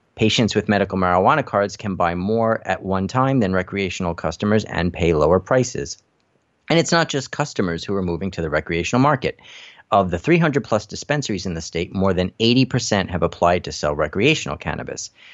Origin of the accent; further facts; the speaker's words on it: New York City, New York, United States; my hometown of Brooklyn